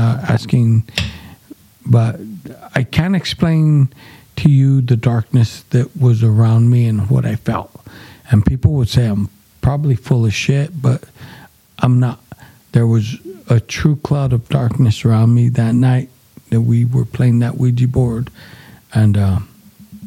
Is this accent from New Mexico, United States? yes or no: yes; Gallup, New Mexico, United States; moved away as an adult; now in Albuquerque, United States; we're from the Gallup area